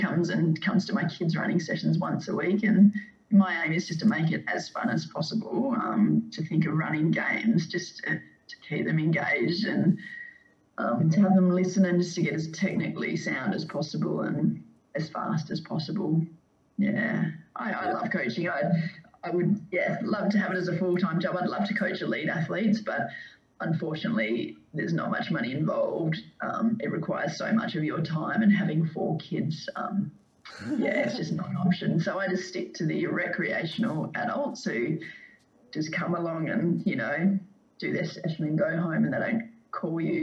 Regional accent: Perth, Western Australia, Australia; moved away as an adult; also born or lived in Melbourne; growing up in Perth

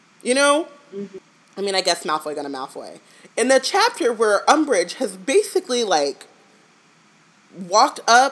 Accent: United States; we're American

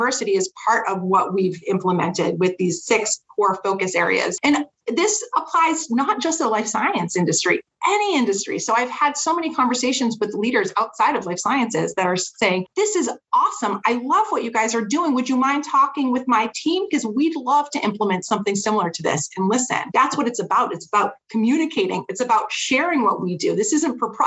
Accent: Haverhill, Massachusetts, United States; I'm from Haverhill

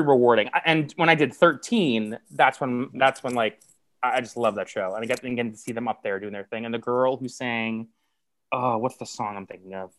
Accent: White Plains, New York, United States; I'm originally from White Plains, New York.

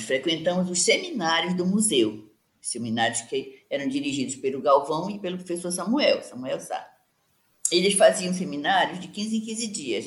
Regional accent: Pará, Brazil; Eu sou paraense e sou antropóloga

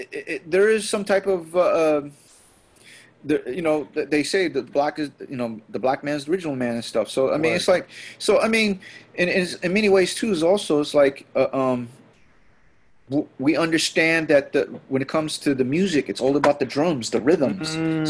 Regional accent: Philippines; But then it happens that we, for as a Filipino, that like, we're kind of in that dysphoria.

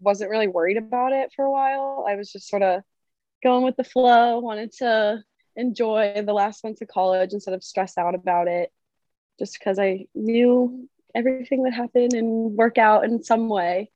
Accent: Massachusetts, United States; moved away as an adult; now in New Jersey, United States; from Massachusetts, but I now am a Jersey girl

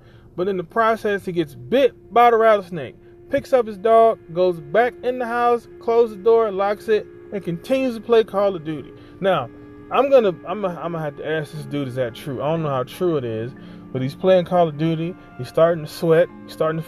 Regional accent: Ohio, United States; moved away; I grew up in Ohio.

